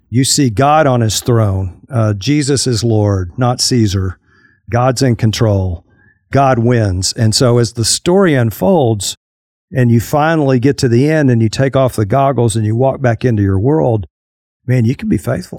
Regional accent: Fort Worth, Texas, United States; moved away as an adult; also born or lived in Arkadelphia, Arkansas; I grew up in the Metroplex, uh, on the Fort Worth side

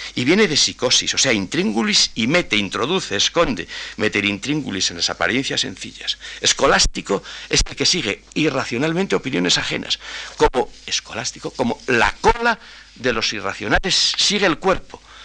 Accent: a village on the Castilian plain, Castile, Spain; en mi pueblo, que es como Unamuno reflejaba la llanura castellana, llano como la palma de la mano

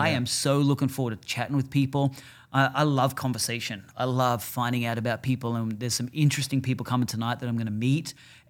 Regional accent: Australia; moved away; Yeah, I'm from Australia. I'm from warm climates.

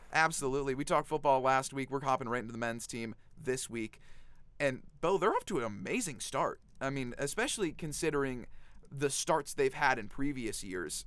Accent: Raleigh, North Carolina, United States; my hometown of Raleigh, North Carolina

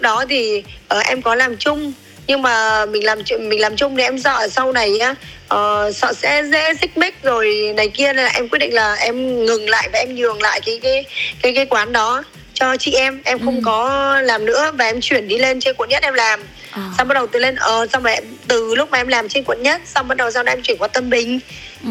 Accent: Thái Bình, Vietnam; moved away; also born or lived in southern Vietnam; em là người bắc ừ. thì em ờ, người thái bình cơ ờ, xong rồi cái um, gia đình em chuyển

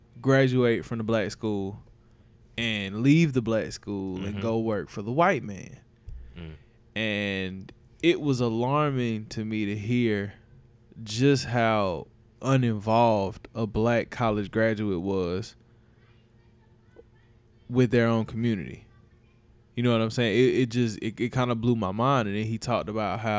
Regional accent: Spartanburg, South Carolina, United States; I'm from Spartanburg, and like a few of my classmates, like we really went to high school together

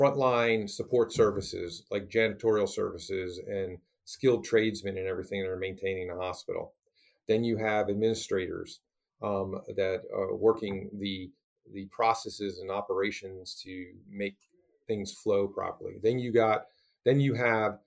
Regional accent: East Coast, United States; now in Portland, United States; I'm from the East Coast

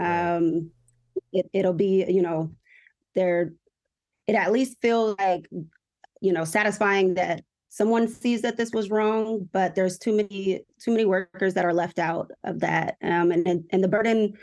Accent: Des Moines, Iowa, United States; I'm originally from Des Moines, Iowa

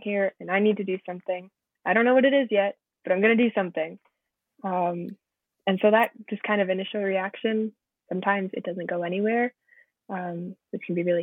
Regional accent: St. Catharines, Ontario, Canada; I'm from St. Catharines. My family's lived here as long as I have.

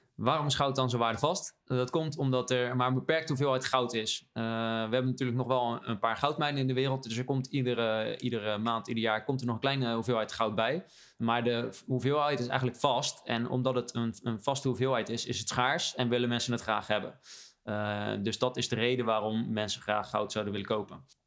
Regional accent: Rotterdam, South Holland, Netherlands; als Rotterdammer

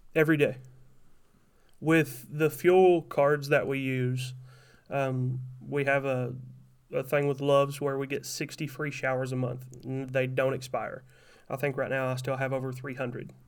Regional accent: Kentucky, United States; moved away as an adult; also born or lived in Tennessee area; now in Wisconsin, United States; I'm from Kentucky

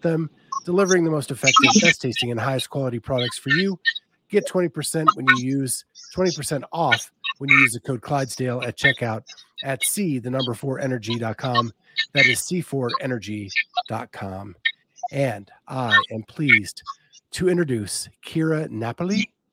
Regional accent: Pennsylvania, United States; where I grew up in Pennsylvania

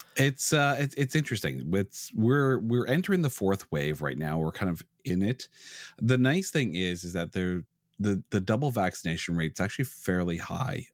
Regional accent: Ottawa, Ontario, Canada; now in Toronto, Canada; I was born in Ottawa, and then I moved to Toronto about, uh, well, twenty years ago

